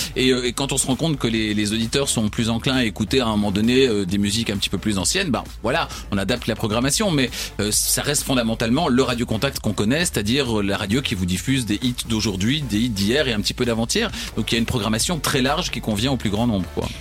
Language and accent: French; Namur, Wallonia, Belgium; je suis namurois, et donc j'étais, je prenais, le bus à la gare de, Namur